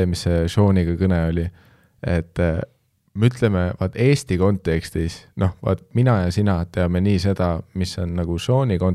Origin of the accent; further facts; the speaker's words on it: Canada; sest ma olen kasvanud Kanadas, ma lihtsalt tean, et blackface